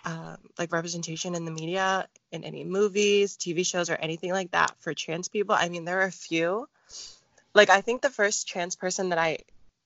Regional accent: near Seattle, Pacific Northwest, Washington, United States; I grew up in a city about half an hour away from Seattle. So I'm from the Pacific Northwest

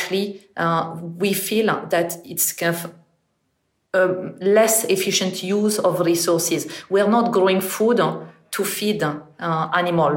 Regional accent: northern France, France; English is a second language; moved away as an adult; now in United Kingdom; I'm originally from France, and I actually grew up in the north of France

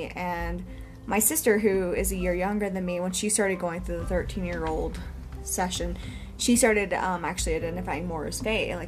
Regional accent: Texas, United States; We grew up in a very, very tiny town of Texas.

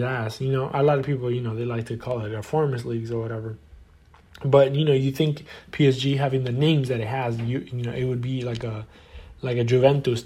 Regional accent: Argentina; my country, obviously, I'm from Argentina and I support Boca Juniors

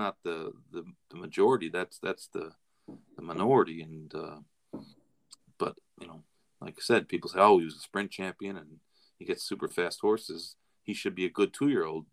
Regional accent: Florida, United States; I'm from Florida

